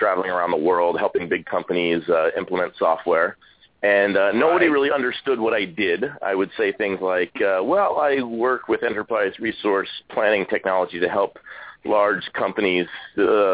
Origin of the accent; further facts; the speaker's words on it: East Coast, United States; I grew up on the East Coast